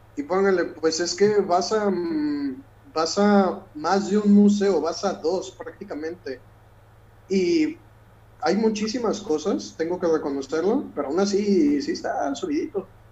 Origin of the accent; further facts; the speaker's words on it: Mexico; moved away; soy mexicano